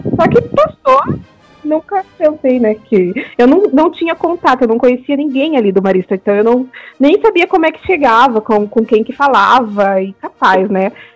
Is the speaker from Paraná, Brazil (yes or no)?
yes; Paraná, Brazil; eu sou aqui do Paraná